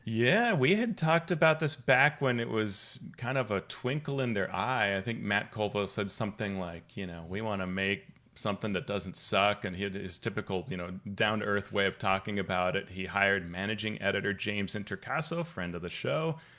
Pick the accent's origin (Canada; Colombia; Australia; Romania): Colombia; moved away; I grew up playing in Colombia